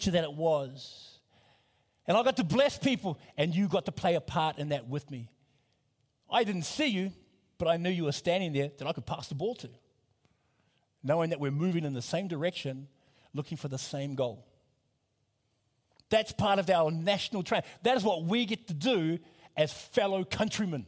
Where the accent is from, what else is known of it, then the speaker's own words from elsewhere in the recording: New Zealand; I come from New Zealand. My parents are from Samoa